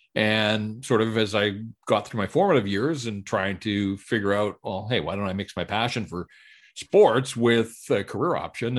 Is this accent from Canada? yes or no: yes; North Vancouver, British Columbia, Canada; grew up in North Vancouver and, and so born and raised in Metro Van and, and this is home